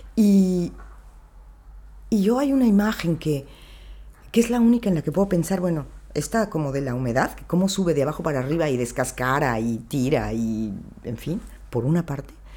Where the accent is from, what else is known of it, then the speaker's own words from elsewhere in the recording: Mexico; viniendo de donde vengo, ¿no? O sea, de México